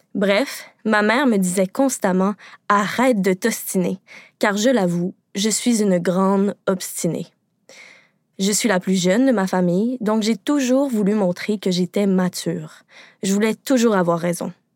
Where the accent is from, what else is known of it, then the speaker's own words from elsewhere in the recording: Quebec, Canada; au Québec, parce que oui, je suis québécoise